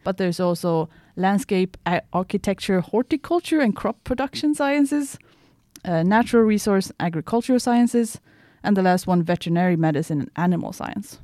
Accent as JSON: {"language": "English", "town": "Piteå", "region": "Norrbotten County", "country": "Sweden", "moved": "as an adult", "lives_now": "Umeå, Sweden", "said": "I'm from Sweden, um, but from Piteå, which is two hundred and ten kilometers north from here"}